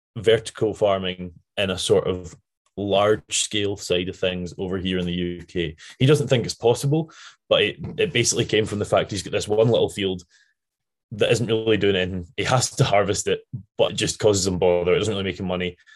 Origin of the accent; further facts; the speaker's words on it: Scotland, United Kingdom; accent: Scottish; my Scottish accent